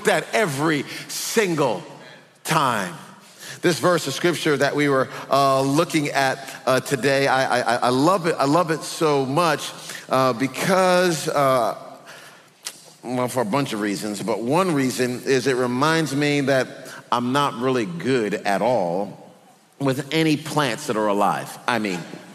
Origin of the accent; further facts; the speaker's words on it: Texas, United States; We're from Texas